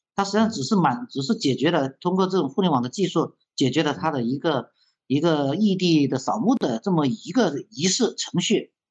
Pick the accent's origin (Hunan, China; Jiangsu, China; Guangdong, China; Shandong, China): Hunan, China; Liuyang; 自己呢，也是吃这个李文阳侦探长大的